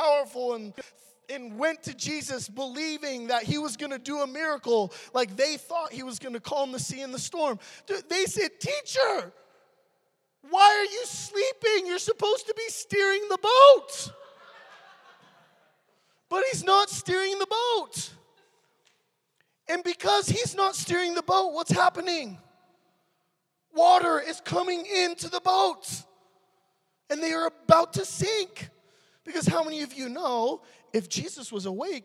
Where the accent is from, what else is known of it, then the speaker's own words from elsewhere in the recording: California, United States; I'm from California.